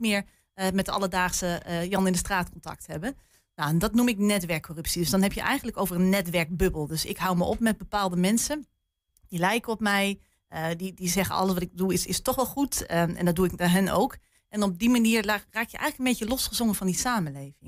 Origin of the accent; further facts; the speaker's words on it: Haaksbergen, Overijssel, Netherlands; moved away; ik kom zelf van oorsprong uit Haaksberg